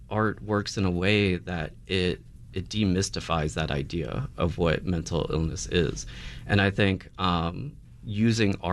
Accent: United States; you know as Filipino Americans uh, we do kind of carry these.

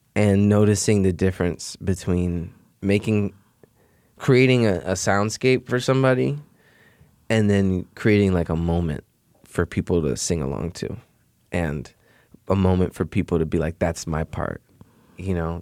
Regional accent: Chicago, Illinois, United States; I grew up in Beverly

